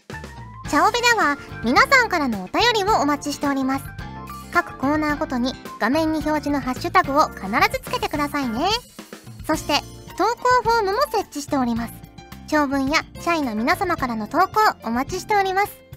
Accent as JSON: {"language": "Japanese", "region": "Fukuoka", "country": "Japan", "accent": "Hakata dialect", "moved": "yes", "lives_now": "Tokyo, Japan"}